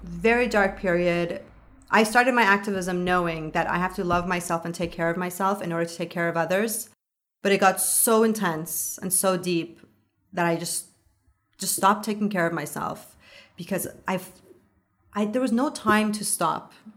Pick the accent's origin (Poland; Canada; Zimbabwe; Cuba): Canada; I'm a Canadian.